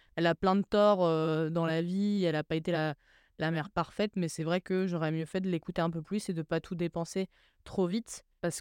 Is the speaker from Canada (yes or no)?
no; Troyes, Grand Est, France; also born or lived in Grange-l'Évêque; je suis née à Troyes, et on a vécu dans un petit village qui s'appelle grange lévêque qui est juste à côté de Troyes